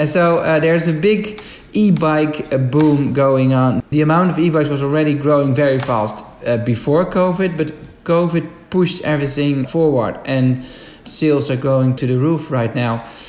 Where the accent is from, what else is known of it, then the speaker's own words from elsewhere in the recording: Amsterdam, North Holland, Netherlands; In my hometown of Amsterdam